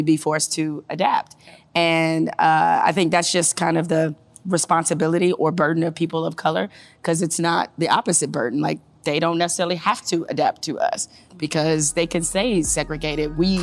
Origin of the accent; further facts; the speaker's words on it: Detroit, Michigan, United States; I'm from Detroit, right? So my high school was 99% black.